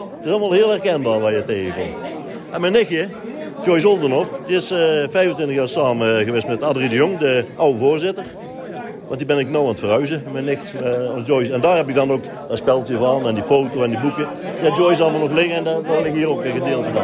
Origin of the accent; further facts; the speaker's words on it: Roosendaal, North Brabant, Netherlands; dat was toen een hele gezellige buurt. Hele gezellige wijk, ja heb daar alles eigenlijk gezien bouwen wat ze nou weer afgebroken hebben. Heb ik als kind op zien bouwen